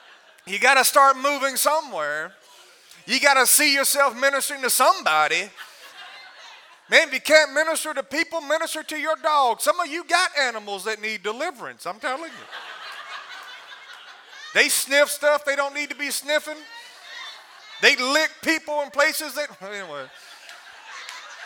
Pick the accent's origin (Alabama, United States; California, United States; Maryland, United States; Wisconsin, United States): Alabama, United States; I'm from Alabama